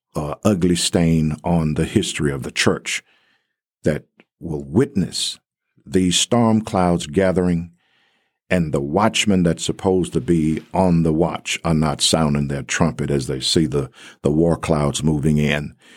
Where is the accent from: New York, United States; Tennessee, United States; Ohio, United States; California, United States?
Tennessee, United States; Covington; moved away as an adult; also born or lived in Texas / Atlanta, Georgia; now in Abilene, United States; I was born in Covington, Tennessee